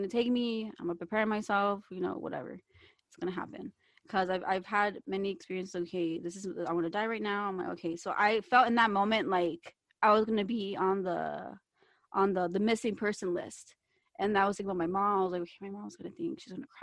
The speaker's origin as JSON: {"language": "English", "region": "Kentucky", "country": "United States", "moved": "yes"}